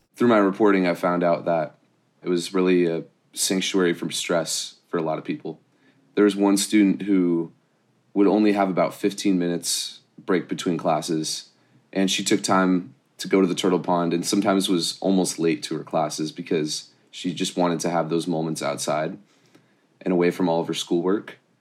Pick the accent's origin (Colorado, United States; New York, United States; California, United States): California, United States; Irvine; I grew up in Irvine